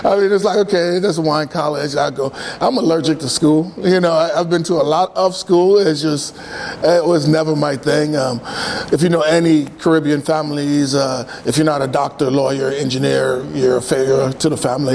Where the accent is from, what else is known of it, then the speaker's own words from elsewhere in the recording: New York City, New York, United States; moved away as an adult; also born or lived in Haiti (ancestry); now in Oregon, United States; I'm from Brooklyn